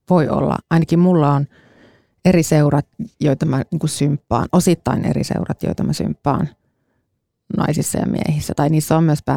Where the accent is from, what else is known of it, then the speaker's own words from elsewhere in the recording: Kajaani, Kainuu, Finland; olen kotoisin Kajaanista